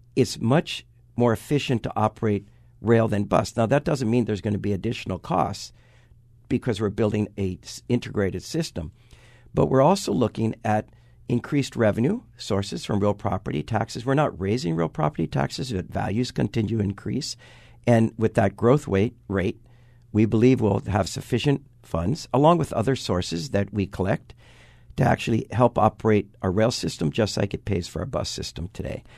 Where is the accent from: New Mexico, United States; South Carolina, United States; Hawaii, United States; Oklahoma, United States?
Hawaii, United States; Waipahu; when I was born in Waipahu, four hundred fifty thousand people lived on this island